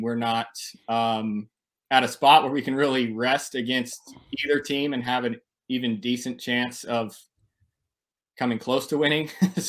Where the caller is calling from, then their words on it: Tempe, Arizona, United States; I'm here in Tempe, Arizona.